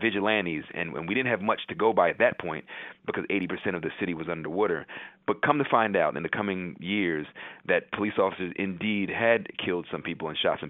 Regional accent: Chesilhurst, New Jersey, United States; also born or lived in Hershey, Pennsylvania / Camden County, New Jersey; now in New York, United States; I was born in Chislehurst, New Jersey, South Jersey, about 20 minutes outside of Camden, New Jersey

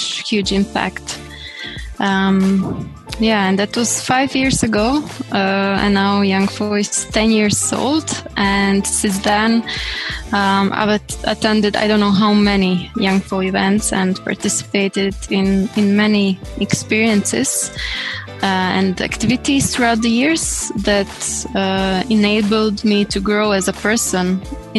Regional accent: Croatia; I come from Croatia, based in Zagreb

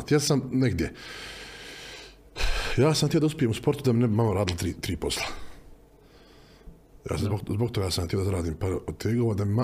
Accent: Sarajevo, Federation of Bosnia and Herzegovina, Bosnia & Herzegovina; also born or lived in Sweden; Ja sam rastao na Dobrin

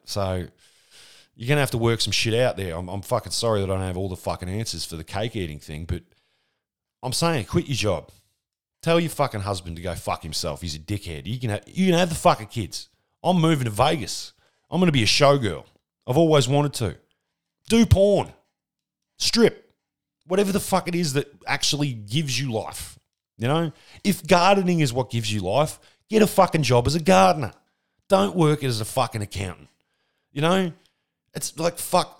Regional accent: Australia

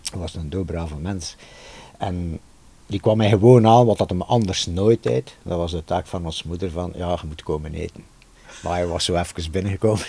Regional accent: Ghent, Flanders, Belgium; ik kom uit Gent, wij woonden in de Nam in Gent

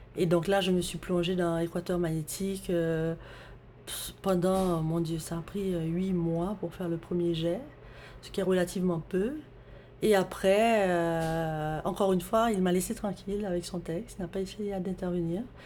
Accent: Haiti; moved away as an adult; now in Montreal, Canada; j'ai grandi en Haïti.

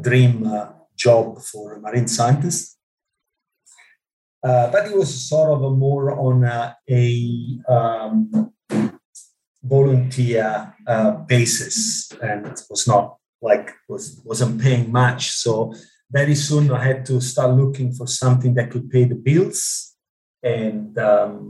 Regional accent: Ischia, Campania, Italy; English is a second language; moved away as an adult; also born or lived in Rome, Italy; now in Australia; I grew up in a small island in the Mediterranean called Ischia

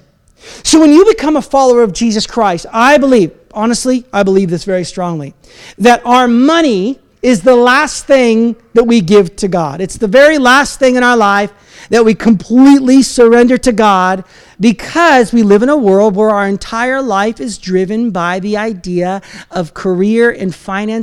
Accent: United States; now in Canada; as an American

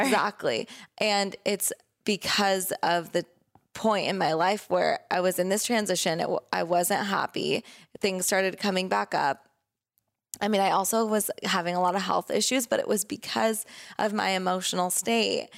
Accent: Southern California, United States; also born or lived in Oregon; we grew up here in Southern California

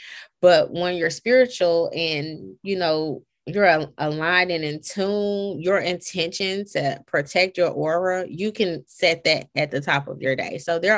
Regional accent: Chicago, Illinois, United States; I'm from Chicago, so I'm like, man, this ain't Atlanta food is nothing like back home.

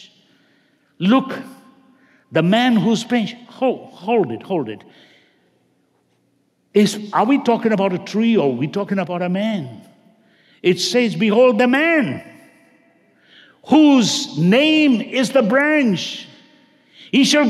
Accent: India; moved away; I grew up basically in India, and where my parents come from, south, very common to have rubber estate

